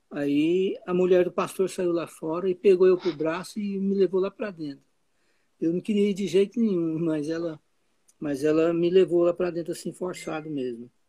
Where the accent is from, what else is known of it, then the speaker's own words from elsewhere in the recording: Goiás, Brazil; Eu vivi lá até 34 anos.